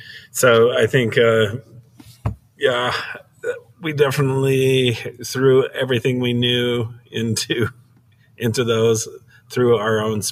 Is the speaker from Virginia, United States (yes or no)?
no; Midway, Utah, United States; born there; No, born in up Midway. It's kind of up in the mountains. It was a Swiss community. They thought it kind of was like the Alps up there, and it very much is.